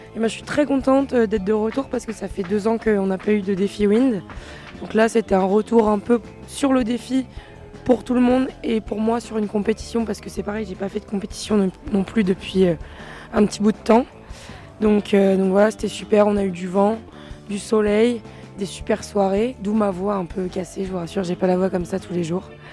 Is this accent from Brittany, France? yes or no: no; La Baule, Pays de la Loire, France; moved away as an adult; now in Toulon, France; Je viens de La Baule, euh, c'est une petite ville euh, près